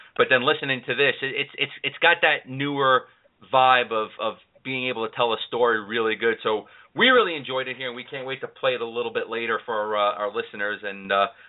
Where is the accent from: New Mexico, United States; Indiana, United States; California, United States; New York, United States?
New York, United States; New York City; You know, Jeff and I, we're both city guys. He's from Philly. I'm from New York City.